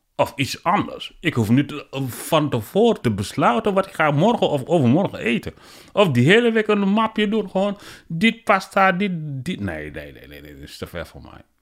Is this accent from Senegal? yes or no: yes; Senegal; Dutch is a second language; also born or lived in Guinea; now in Netherlands; ik ben geboren in eh, Guinea en uh, opgegroeid in Senegal. Zeg maar, ik woon eh, sinds 2000 in Nederland